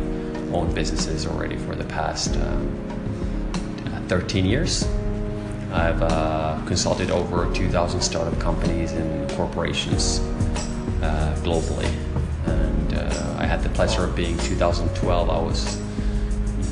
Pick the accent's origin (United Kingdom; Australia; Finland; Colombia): Finland; moved away as an adult; also born or lived in Sweden / Miami, United States; now in Qatar; I'm originally from Finland, Europe. I've been here in Qatar now for 5 years.